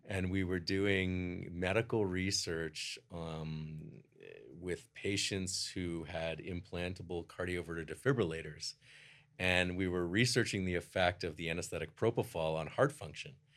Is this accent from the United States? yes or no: no; Toronto, Ontario, Canada; I grew up in Toronto